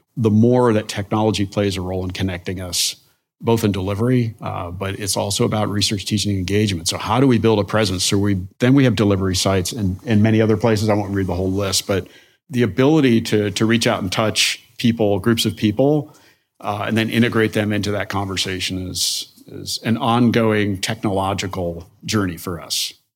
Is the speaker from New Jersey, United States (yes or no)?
yes; Denville, New Jersey, United States; moved away; I am from Northwest New Jersey, from Denville, New Jersey. It's on the, was at the time, kind of the, the edge of rural and suburban where they meet. So grew up in a place, we had acres